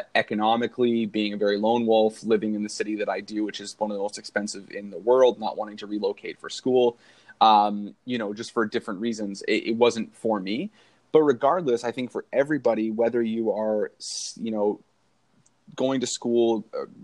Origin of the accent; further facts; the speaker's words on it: Canada; being Canadian